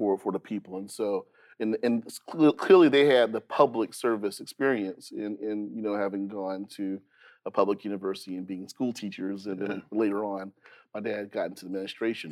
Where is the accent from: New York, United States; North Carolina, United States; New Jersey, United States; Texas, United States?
North Carolina, United States; Goldsboro; also born or lived in Fayetteville, North Carolina; I'm an Eastern North Carolina boy. You know, I grew up in Goldsboro and Fayetteville.